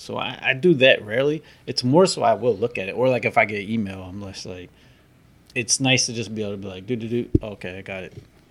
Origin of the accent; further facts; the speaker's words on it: United States; we're American.